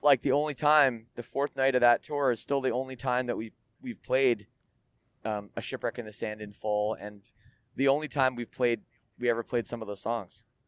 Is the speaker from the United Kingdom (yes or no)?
no; Canada; I'm Canadian and and we we have universal health care